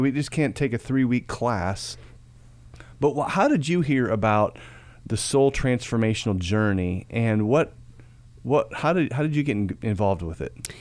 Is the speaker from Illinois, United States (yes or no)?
yes; Peoria, Illinois, United States; moved away; up in Peoria, Illinois, my hometown area.